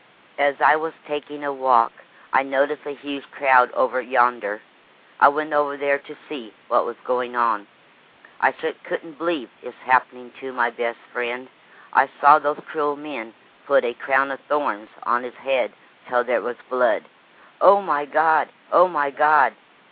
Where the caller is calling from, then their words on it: Lake Wales, Florida, United States; Lake Wells, Florida.